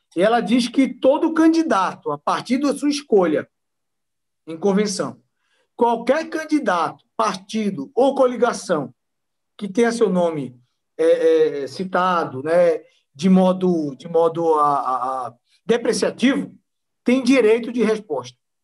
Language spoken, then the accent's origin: Portuguese; Northeast Region, Brazil; eu sou nordestino, pô. Sou nordestino mestiço